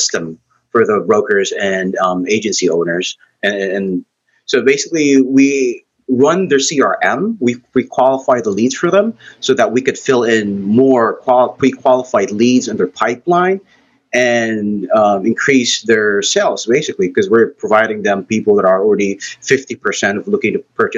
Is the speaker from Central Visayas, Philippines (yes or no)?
yes; Cebu City, Central Visayas, Philippines; I'm actually from Cebu, Philippines, and raised and born here.